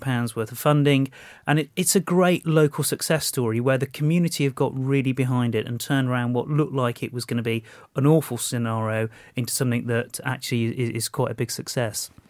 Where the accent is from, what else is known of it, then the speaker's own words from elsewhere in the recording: Walsall, West Midlands, United Kingdom; in Walsall, my hometown